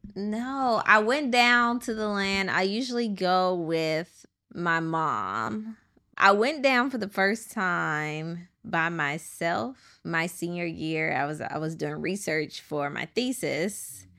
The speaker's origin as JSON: {"language": "English", "town": "Chicago", "region": "Illinois", "country": "United States", "tie": "born or raised there", "said": "I am from Chicago, born and raised, but I have family in Edwards, Mississippi"}